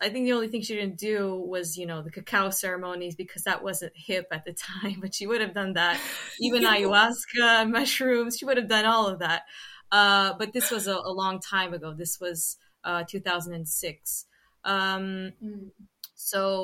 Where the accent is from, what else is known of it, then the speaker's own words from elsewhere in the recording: Sintra, Lisbon, Portugal; I've always lived in Sintra